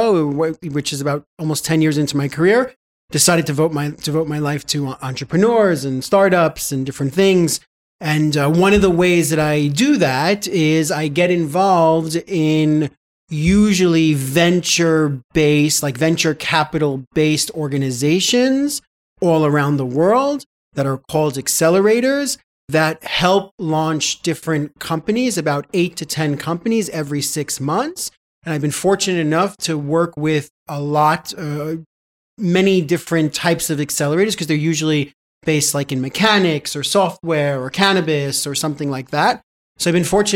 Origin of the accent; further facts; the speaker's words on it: New York, United States; moved away as an adult; now in Jerusalem, Israel; I moved from New York, where I'm from